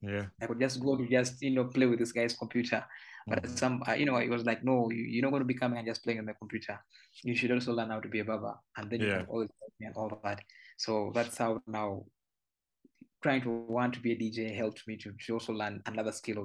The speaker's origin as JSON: {"language": "English", "town": "Kampala", "region": "Central Region", "country": "Uganda", "tie": "born or raised there", "said": "I was born and raised in Naguru"}